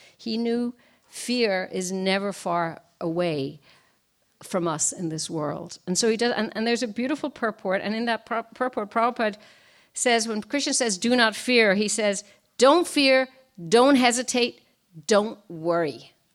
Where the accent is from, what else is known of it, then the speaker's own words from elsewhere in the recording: Ireland; now in Washington, D.C., United States; I was born and raised in Ireland.